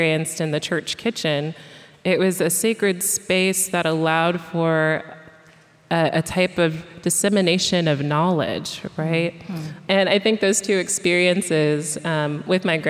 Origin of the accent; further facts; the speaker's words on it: Quincy, Illinois, United States; moved away; also born or lived in Nashville, Tennessee; my hometown, Quincy, Illinois